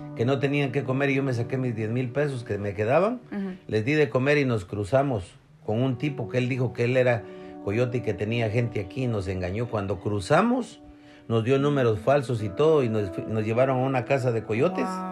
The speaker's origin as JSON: {"language": "Spanish", "country": "Guatemala", "moved": "as an adult", "said": "me volví a regresar para Guatemala"}